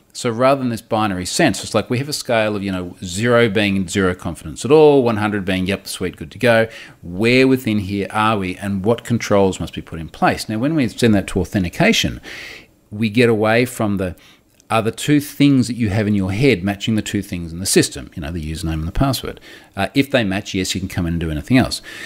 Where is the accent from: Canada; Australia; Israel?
Australia; accent: rough Australian; my rough Australian accent